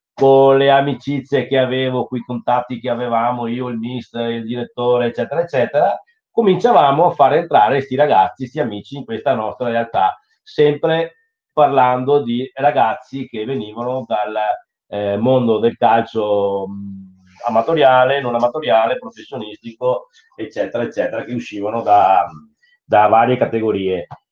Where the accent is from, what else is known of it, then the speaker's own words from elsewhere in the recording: Treviso, Veneto, Italy; dalle nostre parti a Treviso